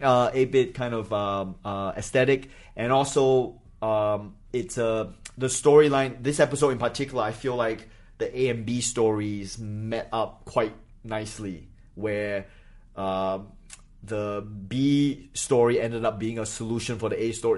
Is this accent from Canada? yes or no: no; Singapore; moved away as an adult; also born or lived in Malaysia / New Hampshire / Australia; I grew up in Singapore